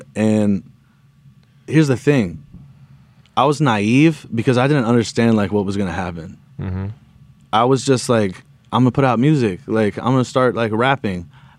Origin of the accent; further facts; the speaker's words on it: Los Angeles, California, United States; I grew up, you know what I'm saying? I grew up in America in the 90s.